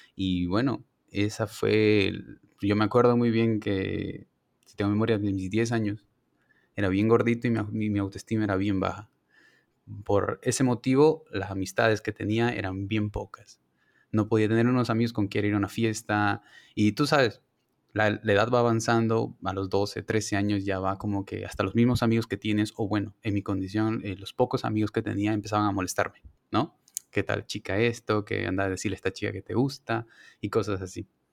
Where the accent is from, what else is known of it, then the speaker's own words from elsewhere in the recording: Santa Cruz de la Sierra, Santa Cruz, Bolivia; moved away as an adult; now in Cochabamba, Bolivia; Soy de Santa Cruz, estudio en Cochabamba